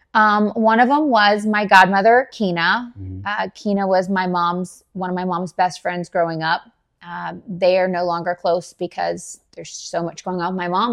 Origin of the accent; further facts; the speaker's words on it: Dallas, Texas, United States; moved away as an adult; also born or lived in Garland, Texas; now in Jacksonville, United States; I was born and raised in Dallas, Texas